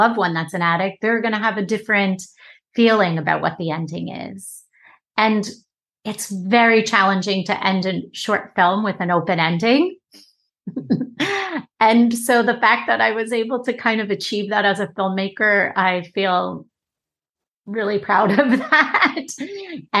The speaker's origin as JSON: {"language": "English", "area": "Long Island", "region": "New York", "country": "United States", "tie": "born or raised there", "said": "I ended up back on Long Island from New York City, working at the local diner in my hometown"}